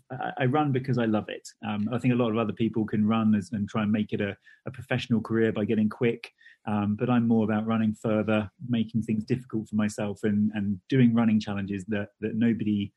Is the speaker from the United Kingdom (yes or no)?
yes; United Kingdom; being British